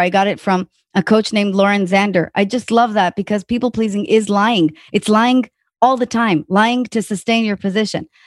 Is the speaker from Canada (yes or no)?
no; Israel; also born or lived in Tel Aviv / New York; now in Austin, United States; I'm from Israel